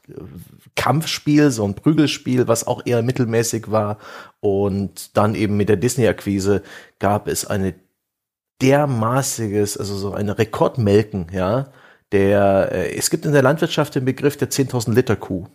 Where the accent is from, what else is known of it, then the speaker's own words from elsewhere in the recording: Saxon Switzerland, Saxony, Germany; es eben auch meine Heimat ist